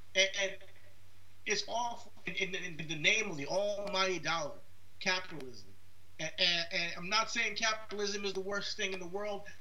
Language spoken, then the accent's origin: English; United States; as an American